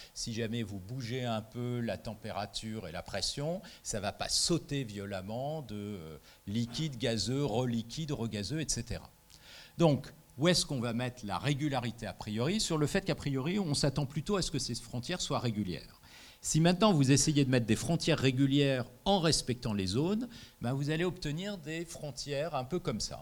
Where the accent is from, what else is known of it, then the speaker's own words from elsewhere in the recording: France; je suis français